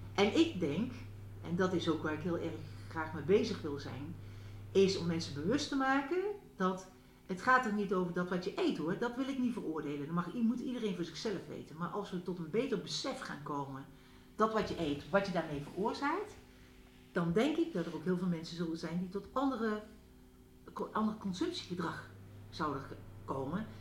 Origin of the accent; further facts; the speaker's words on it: North Brabant, Netherlands; now in Achterhoek, Netherlands; ik kom uit Brabant